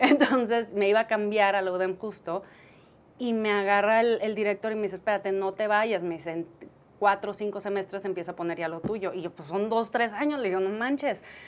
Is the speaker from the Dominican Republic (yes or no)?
no; Chihuahua, Mexico; also born or lived in Monterrey; now in Mexico City, Mexico; Yo soy de Chihuahua. Entonces, como buena provinciana, desde chiquita siempre decía que quería hacer tele.